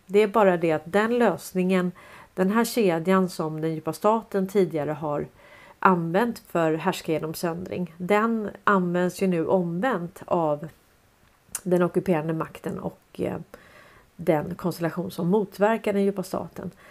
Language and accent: Swedish; Stockholm, Stockholm County, Sweden; jag är uppväxt på Sandviksvägen 101 i Hässelby villastad